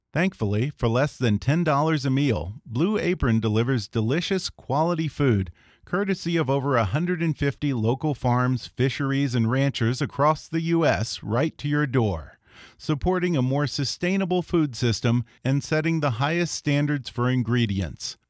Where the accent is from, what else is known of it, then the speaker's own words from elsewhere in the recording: Texas, United States; I grew up in Texas